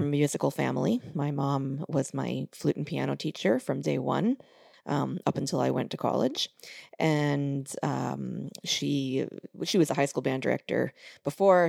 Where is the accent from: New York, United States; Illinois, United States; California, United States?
New York, United States; Long Island; moved away; growing up in New York, it's a, it's a great place for music education.